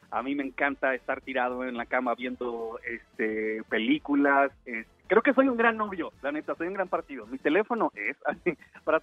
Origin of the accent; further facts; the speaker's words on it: Mexico; born there; yo nací en México y soy mexicano y ya